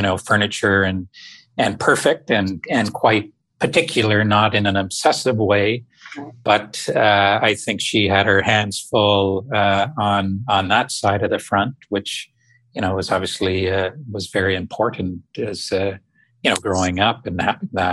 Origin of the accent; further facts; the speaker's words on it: outside Toronto, Ontario, Canada; I grew up just out of Toronto, outside of Toronto, Canada, about an hour on a beautiful small town on the north shores of Lake Ontario